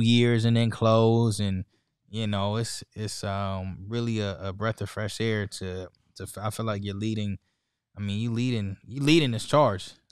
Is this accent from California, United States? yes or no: yes; San Diego, California, United States; I'm from San Diego, California